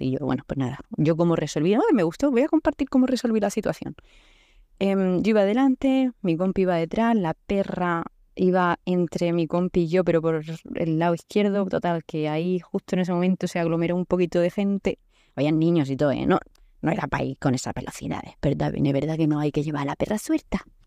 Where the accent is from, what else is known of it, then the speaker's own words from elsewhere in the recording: Murcia, Region of Murcia, Spain; also born or lived in Canada; Soy de Murcia